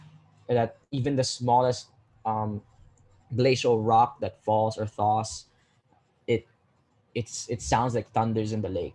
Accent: Philippines; me as a Filipino

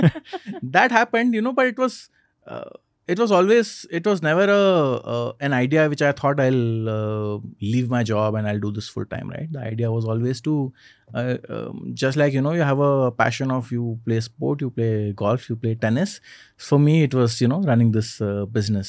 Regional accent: Indore, Madhya Pradesh, India; now in Bangalore, India; my hometown in Indore

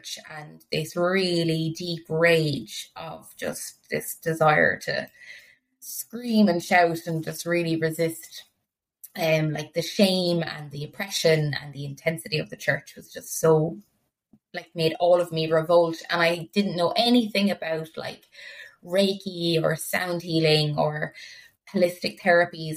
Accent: Ireland; growing up in Ireland

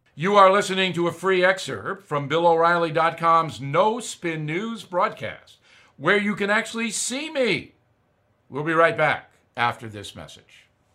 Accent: United States; I'm an American

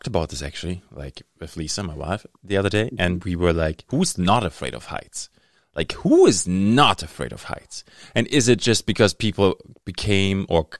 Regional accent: Dortmund, North Rhine-Westphalia, Germany; now in Thunder Bay, Canada; I grew up in Germany

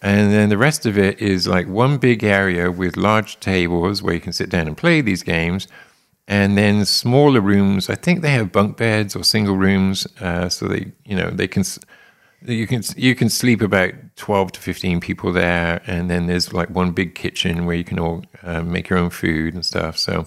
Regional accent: England, United Kingdom; moved away as an adult; also born or lived in London; now in United States; experienced in England, right? So, thirty-one years in England

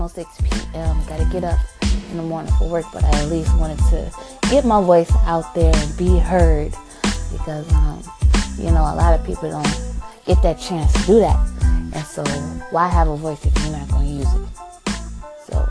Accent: Chicago, Illinois, United States; I'm from Chicago

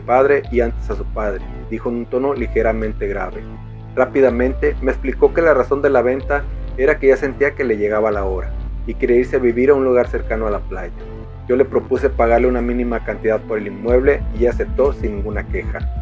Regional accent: Manzanillo, Colima, Mexico; escritor cinematográfico nacido en Manzanillo, Colima

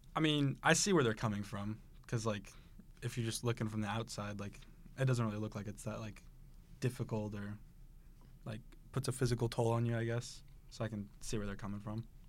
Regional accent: Taylorville, Illinois, United States; moved away as an adult; now in Saint Charles, United States; I'm from Taylorville, Illinois.

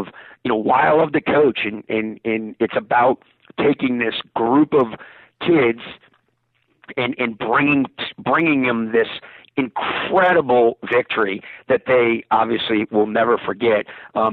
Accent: United States; as an American

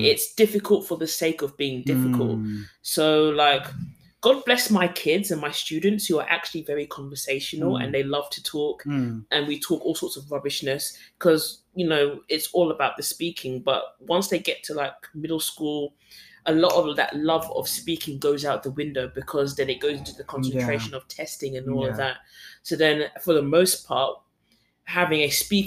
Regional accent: London, United Kingdom; moved away as an adult; now in Korea; if you like how I speak, it is because I'm from London

